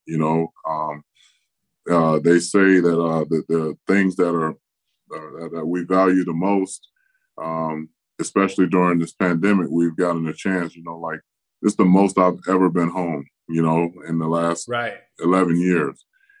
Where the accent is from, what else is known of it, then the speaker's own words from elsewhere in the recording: Tampa, Florida, United States; commit more time to doing things in my hometown of Tampa Bay